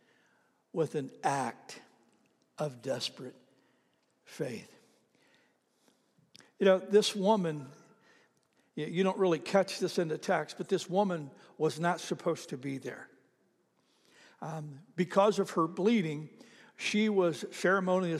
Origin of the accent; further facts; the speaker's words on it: Oklahoma, United States; I'm from Oklahoma